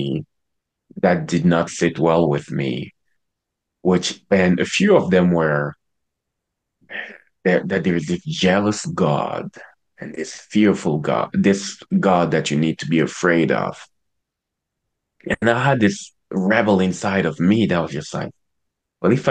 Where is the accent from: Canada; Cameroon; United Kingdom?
Cameroon; I was born and raised in Cameroon.